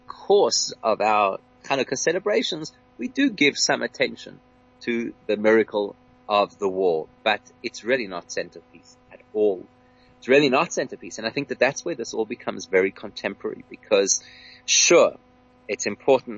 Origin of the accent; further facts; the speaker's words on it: South Africa; as a South African Jewish community